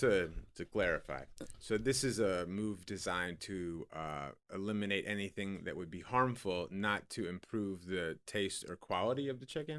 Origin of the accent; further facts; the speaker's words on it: Illinois, United States; I'm from Illinois